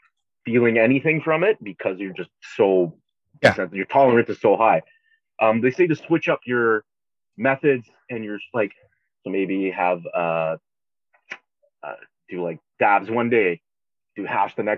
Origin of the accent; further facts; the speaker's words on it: Brampton, Ontario, Canada; I grew up in Brampton